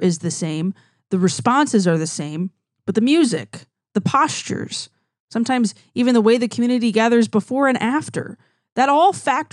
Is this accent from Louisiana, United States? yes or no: yes; Louisiana, United States; accent: twang; We have more of a twang on my side of the state